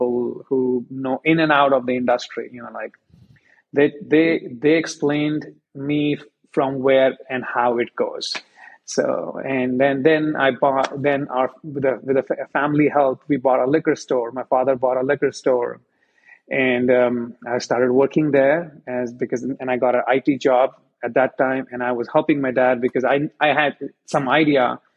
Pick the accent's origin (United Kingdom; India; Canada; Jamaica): India; moved away as an adult; now in United States; I come from India, and for us, we grew up drinking Black Label and Red Labels